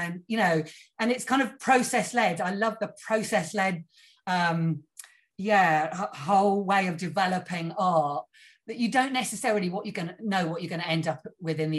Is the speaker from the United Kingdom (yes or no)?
yes; Cornwall, South West England, United Kingdom; I grew up down in Cornwall